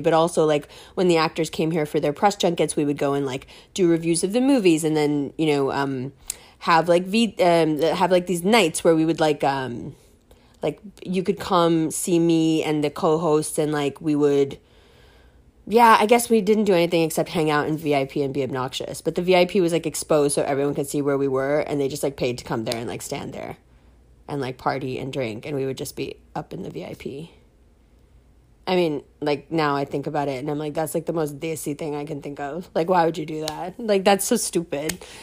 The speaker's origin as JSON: {"language": "English", "town": "New York City", "region": "New York", "country": "United States", "said": "I'm from New York City"}